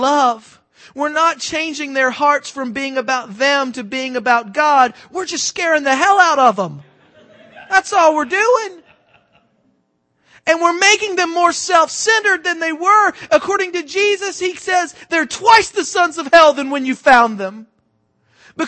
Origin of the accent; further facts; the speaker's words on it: the South, United States; I'm from the South